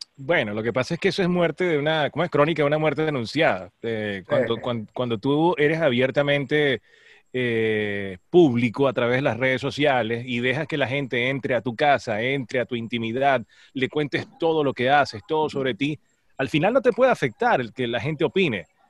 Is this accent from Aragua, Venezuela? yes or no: yes; Maracay, Aragua, Venezuela; moved away as an adult; also born or lived in San Juan de los Morros, Guárico; yo nací, crecí, estudié en Maracay